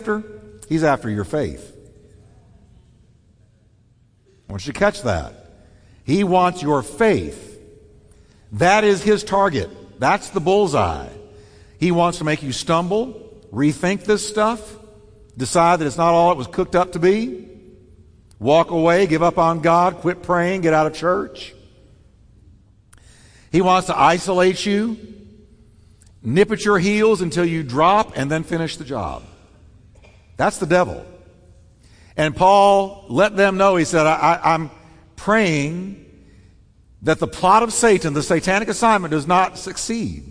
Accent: New York, United States; moved away; I'm from New York

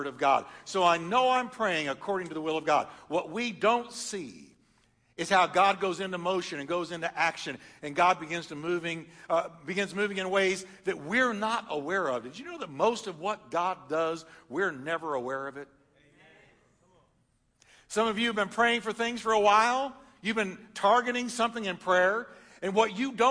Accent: Texas, United States; also born or lived in upstate New York; I was born in New York. Don't hold it against me. I was raised in Texas. I'm good. I say y'all instead of use guys.

